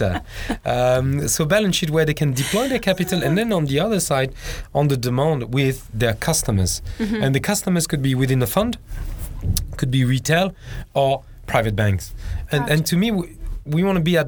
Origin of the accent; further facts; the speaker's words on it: Hong Kong; English is a second language; you can tell from my accent, I'm from Hong Kong